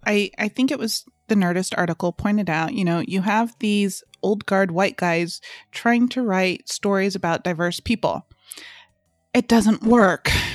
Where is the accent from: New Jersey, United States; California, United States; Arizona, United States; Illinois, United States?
California, United States; Southern; growing up in Southern California